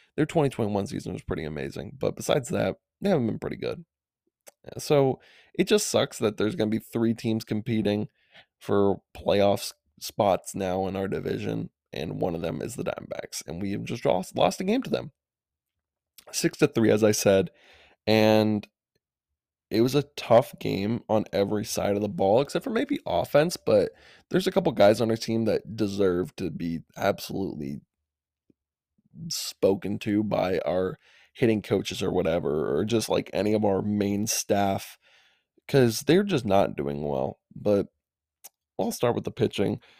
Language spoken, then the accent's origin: English; Madison, Wisconsin, United States; I'm from Madison, Wisconsin, but the Milwaukee Brewers were my childhood team